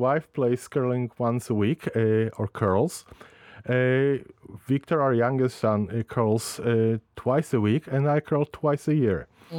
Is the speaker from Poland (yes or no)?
yes; Poland; moved away; when we were growing up in Poland